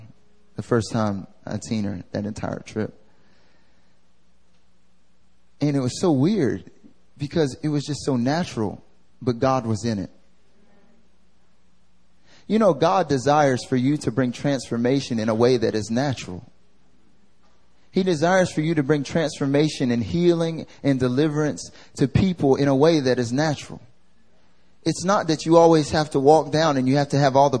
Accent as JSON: {"language": "English", "region": "the South", "country": "United States", "moved": "yes", "lives_now": "Seoul, South Korea", "said": "I'm from the South"}